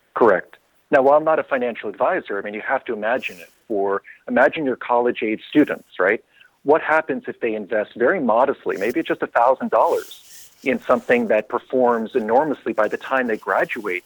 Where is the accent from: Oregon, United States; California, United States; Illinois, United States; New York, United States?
New York, United States; New York City; I'm originally from New York City myself.